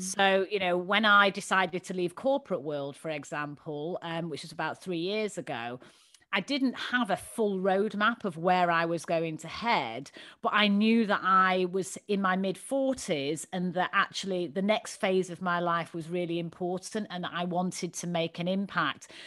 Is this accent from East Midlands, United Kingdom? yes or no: no; Manchester, North West England, United Kingdom; moved away; growing up in Manchester. You can probably tell from my dulcet tones.